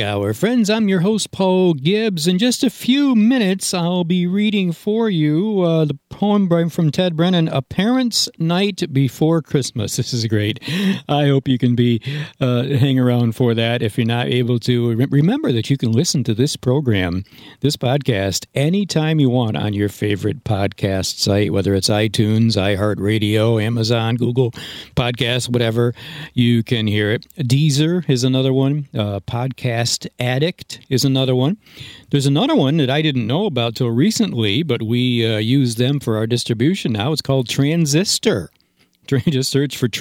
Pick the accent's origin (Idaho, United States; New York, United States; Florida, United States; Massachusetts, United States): New York, United States; Granville; Granville, New York. That was my hometown.